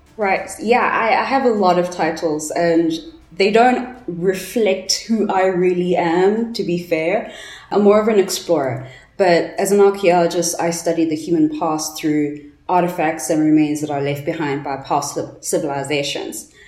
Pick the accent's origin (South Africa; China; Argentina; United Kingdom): South Africa; Johannesburg, Gauteng; I'm from Johannesburg, so I'm in Gauteng